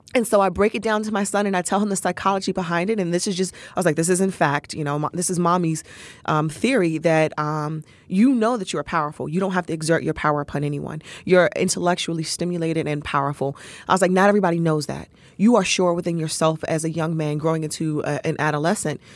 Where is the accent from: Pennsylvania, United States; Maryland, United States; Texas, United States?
Maryland, United States; Capitol Heights; also born or lived in Mitchellville, Maryland; I grew up in uh, Capitol Heights, Maryland. Um, we lived uh, in Capitol Heights and then moved to Mitchellville, Bowie area.